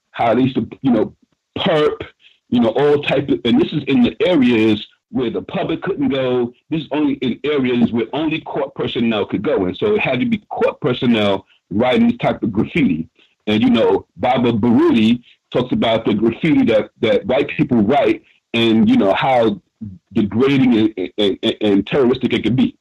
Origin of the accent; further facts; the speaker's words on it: New York City, New York, United States; my school in Harlem